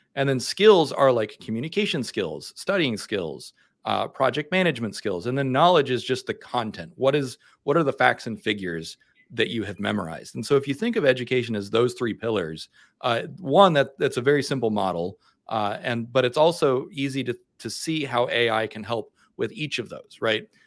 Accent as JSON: {"language": "English", "region": "the American South", "country": "United States", "said": "I'm from the American South and we have rednecks here"}